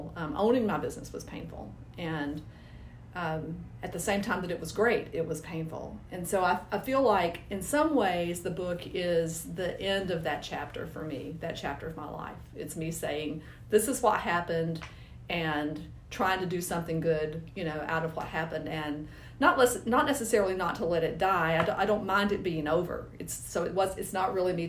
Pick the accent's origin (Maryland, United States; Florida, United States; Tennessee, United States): Tennessee, United States; Nashville; I'm from Nashville, almost originally. We moved here when I was 5 years old, so I consider myself a native